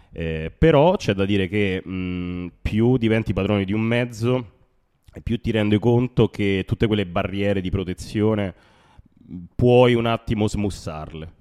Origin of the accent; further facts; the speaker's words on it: Rome, Lazio, Italy; le origini ovviamente sono di Roma